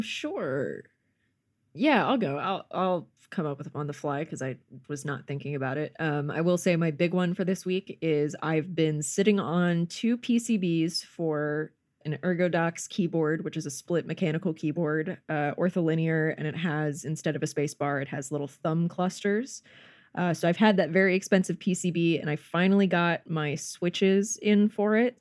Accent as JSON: {"language": "English", "region": "North Carolina", "country": "United States", "also_born_or_lived": "Georgia", "moved": "yes", "lives_now": "Los Angeles, United States", "said": "I'm from North, North Carolina and lived in Georgia for a bit"}